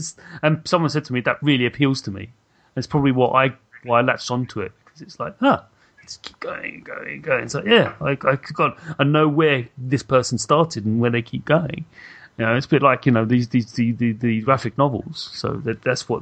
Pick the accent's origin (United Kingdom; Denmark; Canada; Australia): United Kingdom; I actually read 2000 AD as a kid. Why wouldn't I? I'm British